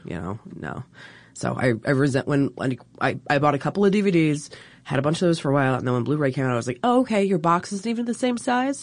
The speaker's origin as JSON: {"language": "English", "area": "Baltimore area", "region": "Maryland", "country": "United States", "tie": "born or raised there", "said": "Baltimore. Well, I say Baltimore because nobody actually knows anything about Maryland"}